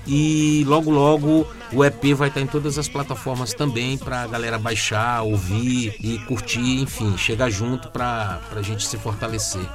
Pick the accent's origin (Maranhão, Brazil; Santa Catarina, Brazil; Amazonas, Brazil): Maranhão, Brazil